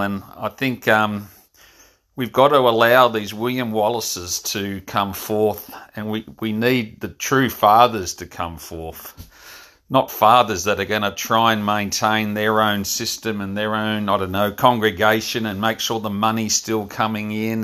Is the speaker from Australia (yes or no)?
yes; Frankston, Victoria, Australia; my hometown of Frankston